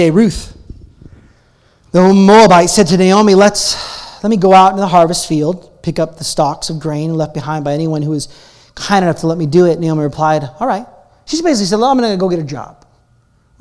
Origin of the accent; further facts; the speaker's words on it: Portland, Oregon, United States; moved away as an adult; now in Calgary, Canada; I'm from Portland, Oregon